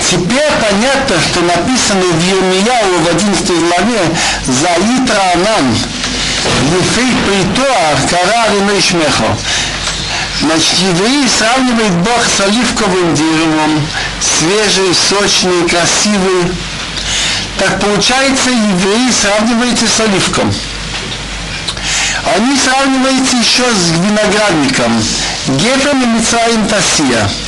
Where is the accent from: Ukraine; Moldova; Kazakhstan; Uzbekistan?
Uzbekistan; Tashkent; я из Ташкента имел два раза виноградник